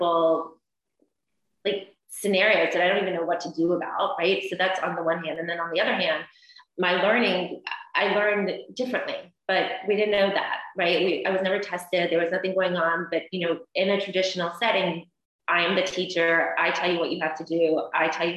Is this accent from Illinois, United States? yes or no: no; Columbus, Georgia, United States; I am from the deep South. I'm from Columbus, Georgia